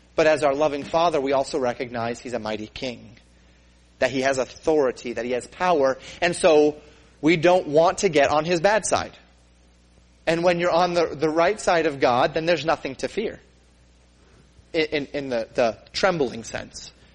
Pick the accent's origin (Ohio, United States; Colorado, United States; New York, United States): Colorado, United States; growing up in Colorado